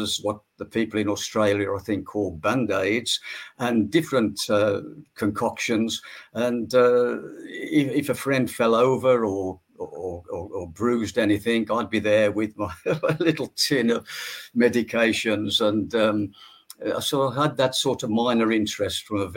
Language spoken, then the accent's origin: English; the Midlands of England, near Birmingham, West Midlands, United Kingdom; I was born in the Midlands of England, near Birmingham